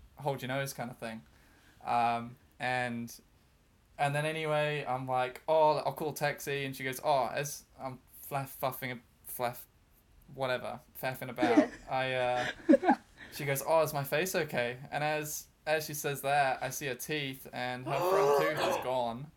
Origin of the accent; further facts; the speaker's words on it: New Zealand; moved away as an adult; now in Brighton, United Kingdom; I'm from New Zealand